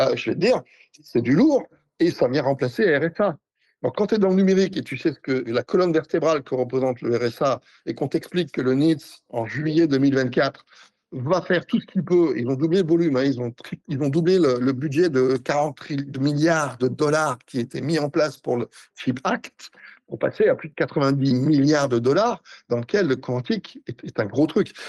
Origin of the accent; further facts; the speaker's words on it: France; je suis français